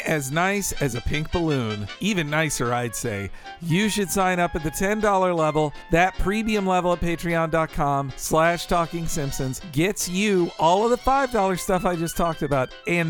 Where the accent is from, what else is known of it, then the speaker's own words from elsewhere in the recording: Florida, United States; Where I grew up in Florida